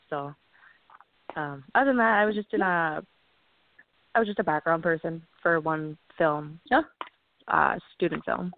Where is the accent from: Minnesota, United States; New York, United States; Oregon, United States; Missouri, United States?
Minnesota, United States; Stillwater; So I grew up in Stillwater, Minnesota with five brothers and two sisters